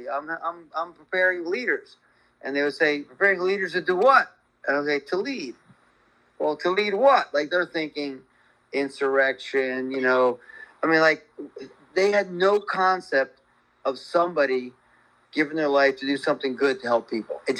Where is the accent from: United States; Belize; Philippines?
Philippines; When you, I came from the Philippines, who are the friendliest people on the planet, right?